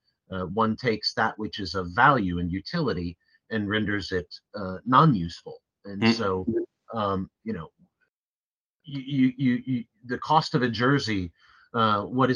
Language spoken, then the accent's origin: English; United States; also born or lived in London; as an American